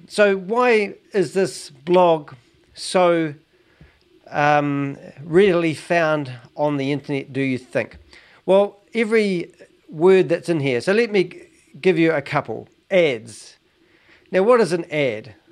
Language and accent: English; New Zealand; as a Kiwi